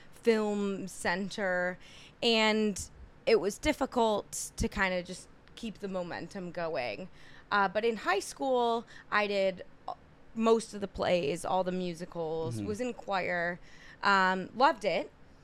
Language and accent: English; White Lake, Michigan, United States; moved away as an adult; also born or lived in Ann Arbor, Michigan; now in New York City, United States; So I'm from Michigan, like a small town in Michigan, White Lake, Michigan. But I was a theater kid growing up.